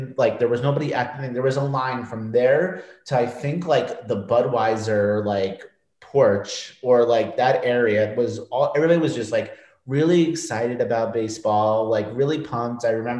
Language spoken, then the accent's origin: English; New York, United States; now in Washington, D.C., United States; growing up in New York